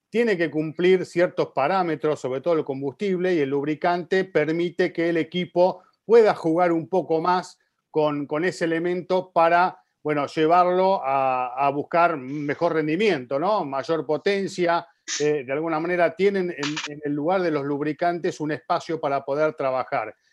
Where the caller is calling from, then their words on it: Tampico, Tamaulipas, Mexico; de Tampico y es la siguiente.